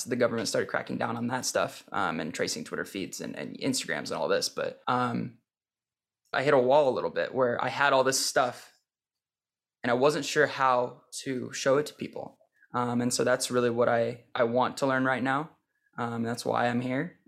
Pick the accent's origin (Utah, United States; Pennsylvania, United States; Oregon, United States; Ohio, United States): Oregon, United States; St. Helens; moved away as an adult; also born or lived in Portland, Oregon / Deer Island, Oregon; I was born in Portland, but I've never really lived in Portland proper. I grew up in Saint Helens.